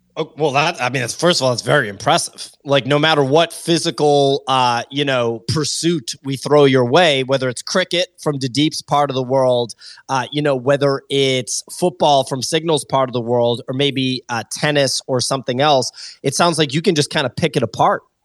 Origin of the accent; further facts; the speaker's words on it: Boston, Massachusetts, United States; moved away as an adult; now in Los Angeles, United States; I grew up in Boston